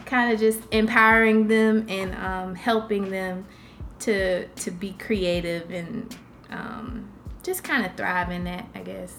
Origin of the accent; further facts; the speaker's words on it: Jacksonville, Florida, United States; I was born in Jacksonville here. Oh. So this is my hometown